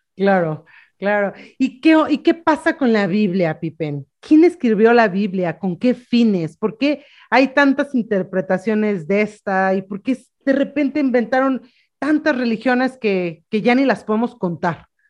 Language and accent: Spanish; Mexico; una mexicana enamorada de su maternidad